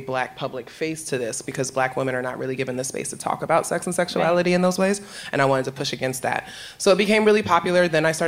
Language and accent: English; New York City, New York, United States; moved away as an adult; now in Philadelphia, United States